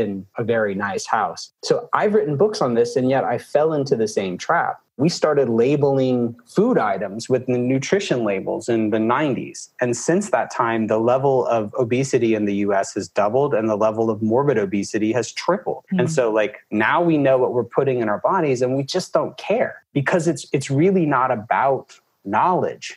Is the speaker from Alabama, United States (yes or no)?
yes; Alabama, United States; moved away as an adult; now in Atlanta, United States; I'm from Alabama